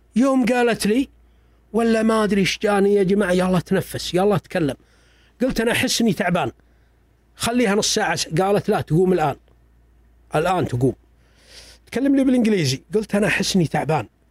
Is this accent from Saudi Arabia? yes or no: yes; Saudi Arabia; أنا ابن البلد هذا